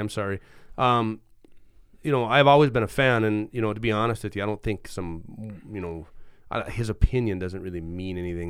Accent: Roseau, Minnesota, United States; I grew up in Malung Township.

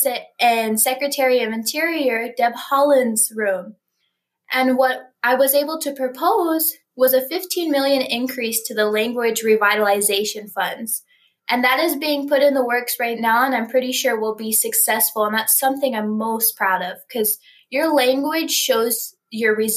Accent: Rosebud Reservation, South Dakota, United States; I come from Old Ring Thunder on the Rosebud Reservation of South Dakota

